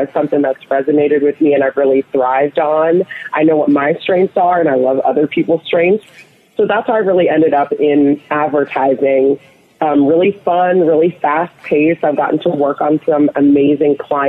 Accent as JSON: {"language": "English", "town": "Atlanta", "region": "Georgia", "country": "United States", "tie": "born or raised there", "also_born_or_lived": "rural Ohio", "said": "I was raised in Ohio, and then my family moved to Atlanta, Georgia when I was a young girl, so I do consider Atlanta, Georgia home"}